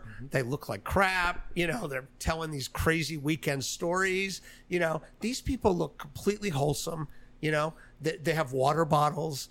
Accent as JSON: {"language": "English", "town": "Miami", "region": "Florida", "country": "United States", "tie": "born or raised there", "also_born_or_lived": "New York", "moved": "yes", "said": "I was born in New York. I was in Florida though, in Miami. Uh, I went to high school down the street here."}